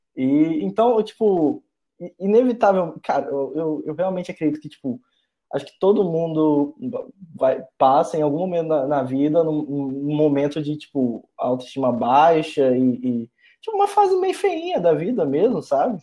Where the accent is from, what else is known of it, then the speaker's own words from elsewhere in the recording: Linhares, Espírito Santo, Brazil; moved away as an adult; also born or lived in Vitória, Brazil; eu sou do interior do estado, né? Eu sou de Linhares, é, interior do Espírito Santo